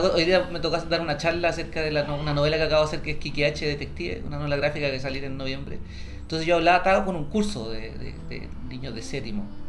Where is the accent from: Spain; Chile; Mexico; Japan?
Chile